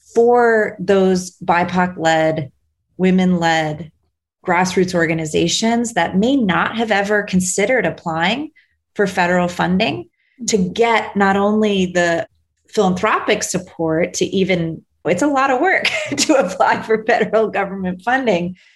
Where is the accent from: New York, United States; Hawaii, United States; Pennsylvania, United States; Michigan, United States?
New York, United States; Buffalo; Buffalo, New York, which is my hometown